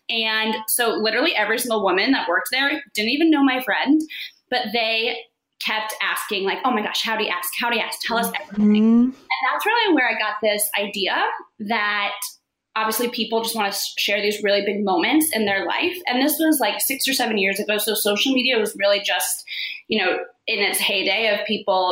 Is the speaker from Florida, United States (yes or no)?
yes; Florida, United States; moved away as an adult; also born or lived in New York; I grew up in Florida. I moved to New York right after school